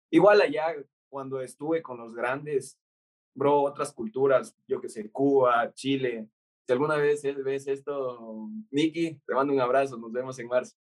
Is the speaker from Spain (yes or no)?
no; Ecuador; moved away as an adult; soy de Ecuador